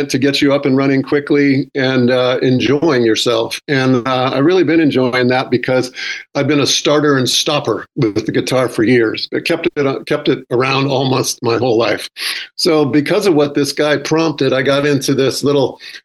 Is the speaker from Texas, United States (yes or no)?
no; Northern California, United States; where I grew up in Northern California